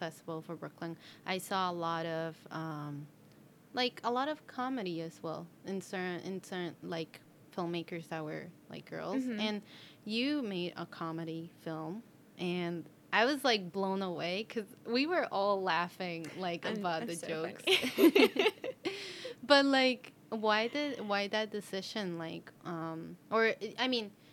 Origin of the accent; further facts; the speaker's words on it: Colombia; English is a second language; now in United States; I'm technically from Colombia